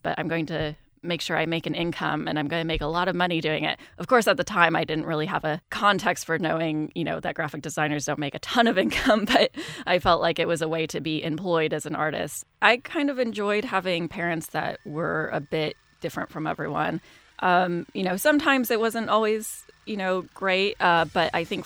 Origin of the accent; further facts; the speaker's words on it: Kansas, United States; Growing up in Kansas